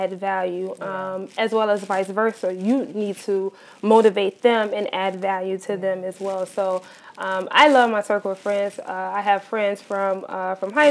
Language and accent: English; Chicago, Illinois, United States; I am from Chicago, Illinois. Born and raised on the south side of Chicago